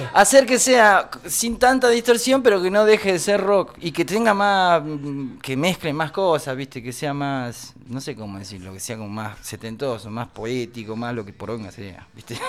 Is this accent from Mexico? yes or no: no; Catamarca, Argentina; yo soy de Catamarca y en Catamarca hay un montón de pircas.